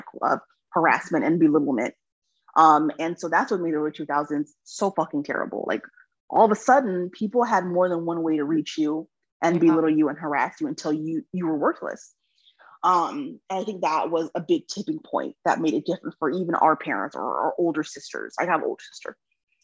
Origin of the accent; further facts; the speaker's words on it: California, United States; moved away as an adult; also born or lived in Texas; I'm from California